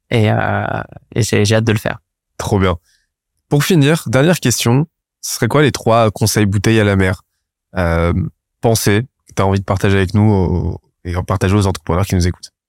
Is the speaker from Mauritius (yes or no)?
no; Brittany, France; j'ai passé mon enfance dans le Morbihan, ça, ça me manque.